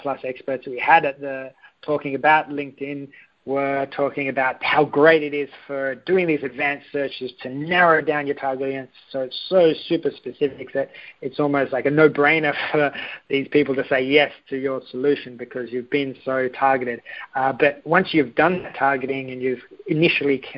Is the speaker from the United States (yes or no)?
no; Australia; I am Australian